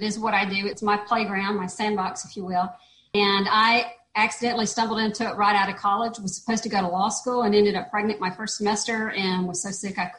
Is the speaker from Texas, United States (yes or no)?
no; Georgia, United States; moved away as an adult; now in Panama; my home state in Georgia